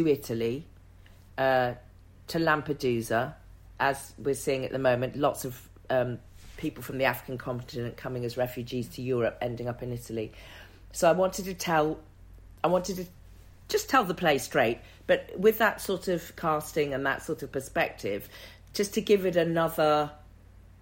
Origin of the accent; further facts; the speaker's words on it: the Cotswolds, South West England, United Kingdom; I'm a young black girl growing up in the Cotswolds in the 70s